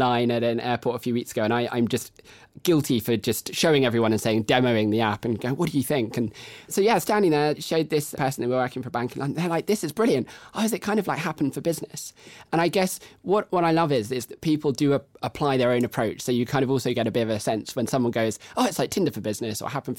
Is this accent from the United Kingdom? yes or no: yes; United Kingdom; But everyone thinks everyone else is busy, and we're very British, and so we just don't talk.